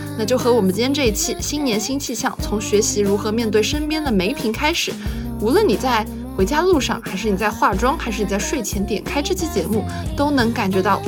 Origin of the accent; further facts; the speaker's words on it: Shanghai, China; also born or lived in Zhejiang; 我是一个在上海长大的浙江人，其实我的上海话很洋泾浜的。